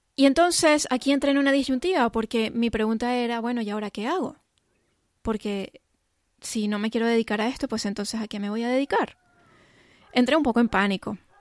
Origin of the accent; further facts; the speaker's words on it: Venezuela; also born or lived in England; Yo soy de Venezuela, cuando eso vivíamos en Venezuela y mis padres nos llevaron a pasar un año en Inglaterra